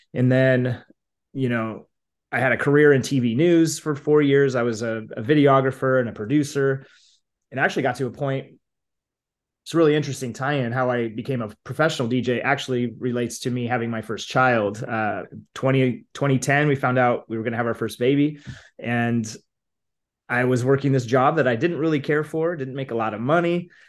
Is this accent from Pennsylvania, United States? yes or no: no; Idaho, United States; now in Boise, United States; I grew up in Northern Idaho. I now live in Boise, but grew up in Idaho, kind of a smaller town